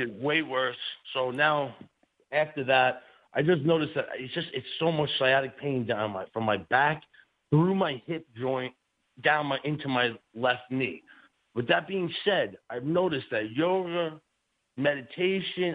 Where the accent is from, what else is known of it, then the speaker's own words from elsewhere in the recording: New York City, New York, United States; in New York City, we used, to, we used to do bricks and foundations